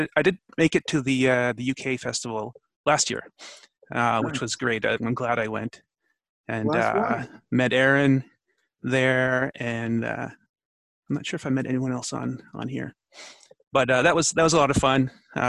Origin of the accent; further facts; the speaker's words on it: Ottawa, Ontario, Canada; I'm from Ottawa, which is in Canada.